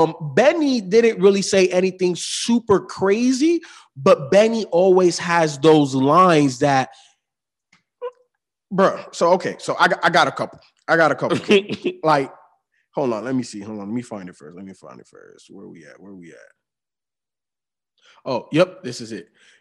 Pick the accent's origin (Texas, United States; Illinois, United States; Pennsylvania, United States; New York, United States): Illinois, United States; Chicago; also born or lived in Miami, Florida; I grew up in Chicago and in Miami in the hood.